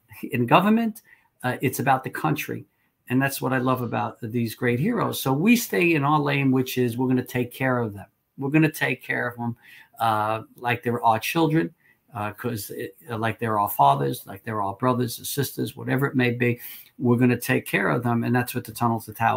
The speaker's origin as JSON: {"language": "English", "town": "New York City", "region": "New York", "country": "United States", "said": "I'm from Staten Island, which is a very conservative borough"}